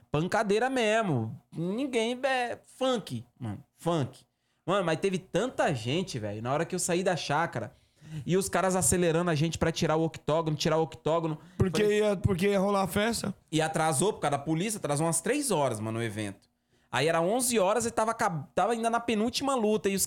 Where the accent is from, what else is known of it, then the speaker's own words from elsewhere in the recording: Northeast Region, Brazil; eu sou nordestino, né, mano? Eu sou nordestino, cacete, eu nasci na roça gosto de uma galinha, né?